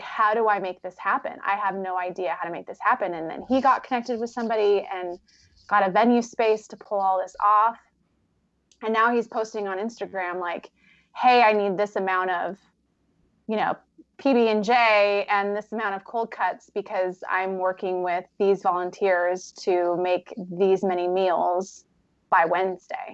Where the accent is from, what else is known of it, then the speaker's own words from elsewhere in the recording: Vancouver, Washington, United States; moved away as an adult; also born or lived in Oregon / Ohio; I grew up in Vancouver, Washington